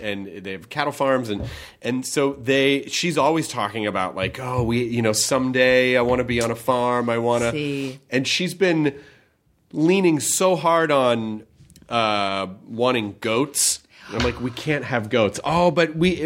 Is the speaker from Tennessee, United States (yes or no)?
yes; Memphis, Tennessee, United States; also born or lived in Kentucky; I'm from Memphis. I, I, was born in Kentucky, but I grew up in Memphis.